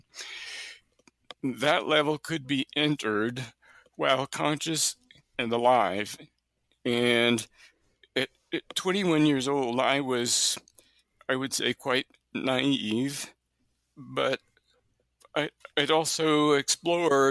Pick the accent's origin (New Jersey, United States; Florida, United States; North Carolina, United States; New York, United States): New York, United States; near Buffalo; also born or lived in Alberta / British Columbia / New Brunswick; now in Kansas City, United States; I've actually lived near Buffalo, New York, so just south of you, which is where I grew up